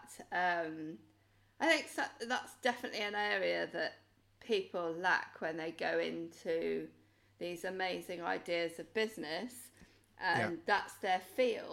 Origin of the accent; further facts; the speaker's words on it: Wales, United Kingdom; I'm from Wales